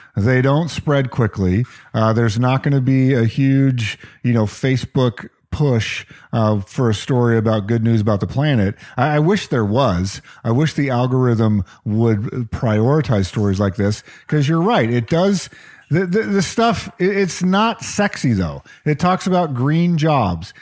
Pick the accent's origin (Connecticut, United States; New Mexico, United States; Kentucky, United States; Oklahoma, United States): New Mexico, United States; now in Seattle, United States; growing up in New Mexico